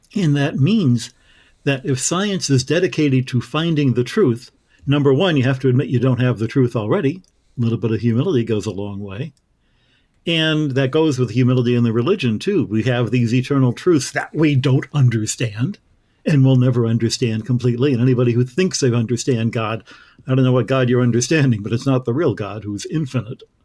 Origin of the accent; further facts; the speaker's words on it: Michigan, United States; moved away; all of the stars that I grew up with in Michigan